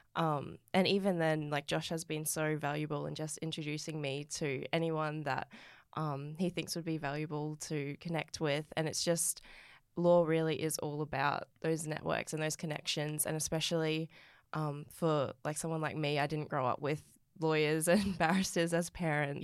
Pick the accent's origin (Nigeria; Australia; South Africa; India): Australia; Rockhampton, Queensland; I grew up in Rockhampton